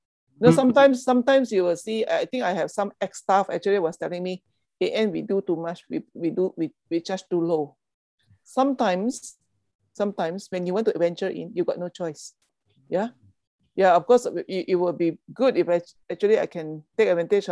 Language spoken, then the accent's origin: English; Malaysia; being a Malaysian